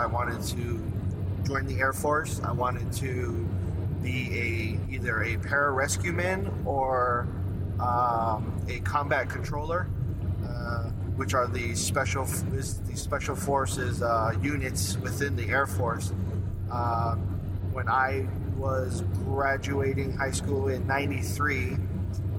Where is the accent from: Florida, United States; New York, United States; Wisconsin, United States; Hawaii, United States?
Hawaii, United States; Kaneohe; moved away as an adult; also born or lived in Waimanalo, Hawaii; I was born in Hawaii, lived in a town called Kaneohe for the majority of my childhood, and then towards my teenage years, we moved to Waimanalo.